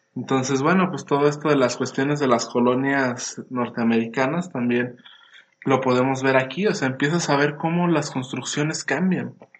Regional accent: Mexico; aquí como mexicanos

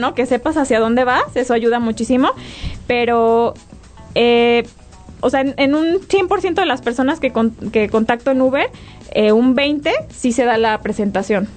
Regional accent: Guadalajara, Jalisco, Mexico; now in Querétaro, Mexico; yo estoy aquí, yo soy de Guadalajara

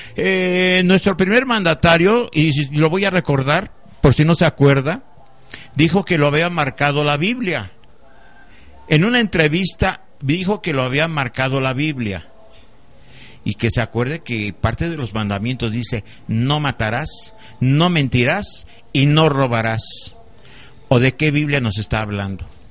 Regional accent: Mexico; mi dignidad como ser humano y como mexicano

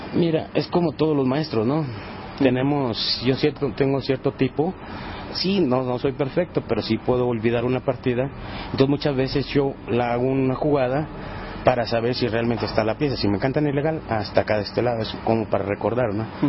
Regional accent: Monterrey, Nuevo León, Mexico; Yo soy originario de Monterrey, Nuevo León, de la, del norte

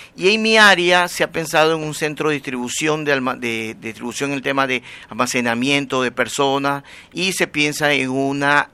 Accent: Guayaquil, Guayas, Ecuador; now in Durán, Ecuador; yo soy guayaquileño, pero ya tengo algún tiempo trabajando y viviendo en Durán ahorita

